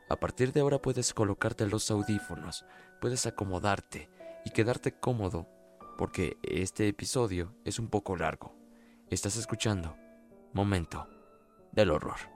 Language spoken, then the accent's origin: Spanish; Cuautla, Morelos, Mexico; Soy de Cuautla, Morelos.